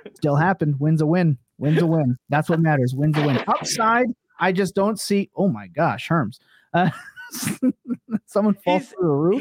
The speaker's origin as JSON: {"language": "English", "area": "Eastern", "region": "East Coast", "country": "United States", "accent": "Eastern", "said": "my Eastern accent"}